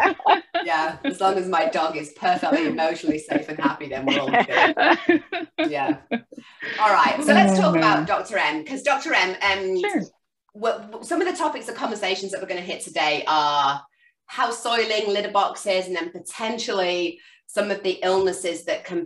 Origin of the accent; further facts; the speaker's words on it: England, United Kingdom; now in United States; I've lived in the US for longer than I ever lived in the UK